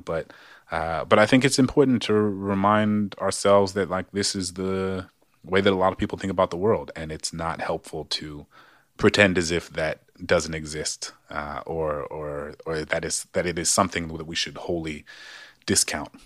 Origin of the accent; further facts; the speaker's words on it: New Orleans, Louisiana, United States; moved away; also born or lived in Maryland; growing up in New Orleans public schools